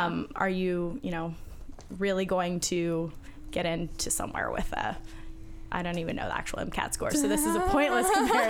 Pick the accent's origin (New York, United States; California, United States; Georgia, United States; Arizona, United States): California, United States; I'm from California